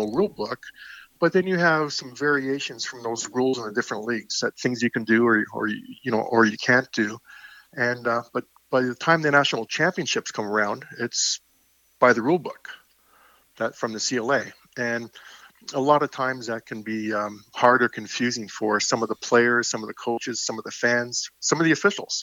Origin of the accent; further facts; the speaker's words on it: Canada; I'm a Canadian